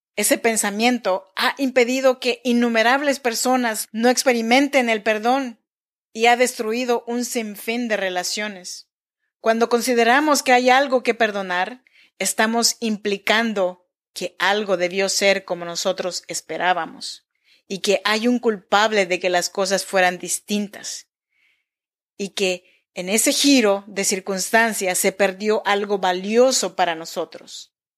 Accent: Chinantla region, Oaxaca, Mexico; now in Sacramento, United States; Yo soy mexicana, oaxaqueña de la región chinanteca.

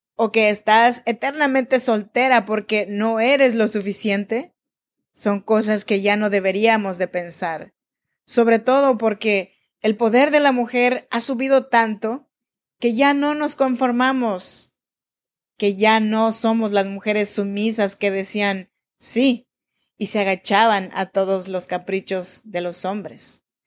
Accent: Oaxaca, Mexico; now in Sacramento, United States; Yo soy nacida en Oaxaca, México, en la región de Chinantecos

